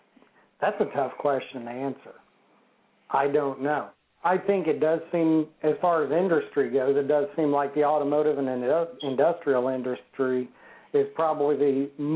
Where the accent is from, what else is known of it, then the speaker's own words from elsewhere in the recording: Connersville, Indiana, United States; moved away as an adult; It was my hometown. That was where I was born and raised until the last 5 or 6 years.